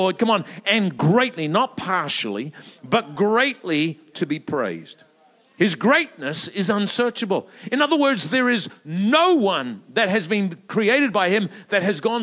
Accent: New Zealand; moved away; also born or lived in Melbourne, Australia; I'm a Kiwi by birth

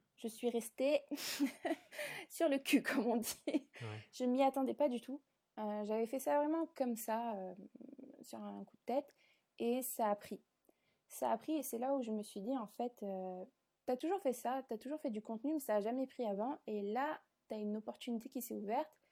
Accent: south of France, France; moved away as an adult; also born or lived in Paris; je suis pas originaire de Paris, je suis originaire du sud de la France

